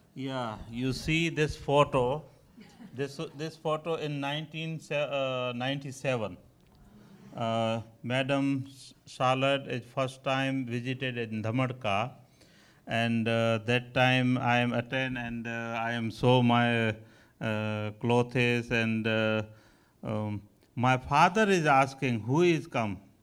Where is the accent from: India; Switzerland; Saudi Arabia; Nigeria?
India; Kutch, Gujarat; English is a second language; We came to Kutch from Sindh 400 years ago